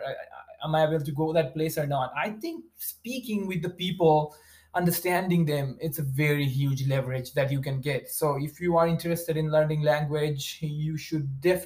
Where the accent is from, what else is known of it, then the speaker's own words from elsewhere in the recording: West Bengal, India; English is a second language; moved away as an adult; now in United States; I was a very, very like a small town kid, I would say. And it's in India, in West Bengal.